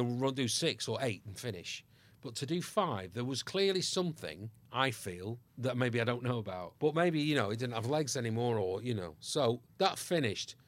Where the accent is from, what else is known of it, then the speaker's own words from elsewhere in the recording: Ireland; I am Irish by birth